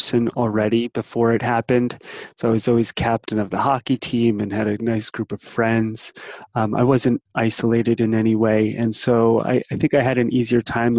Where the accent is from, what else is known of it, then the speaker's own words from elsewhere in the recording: New Jersey, United States; I grew up in New Jersey on the East Coast outside of New York City.